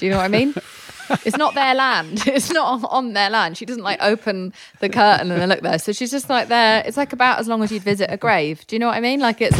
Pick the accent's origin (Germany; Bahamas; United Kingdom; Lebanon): United Kingdom; England; I'm English. I hear that kind of story and I'm just like, what a prick.